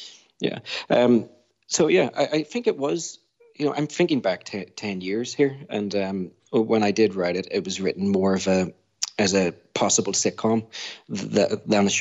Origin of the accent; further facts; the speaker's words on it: Belfast, Northern Ireland, United Kingdom; I grew up in North Belfast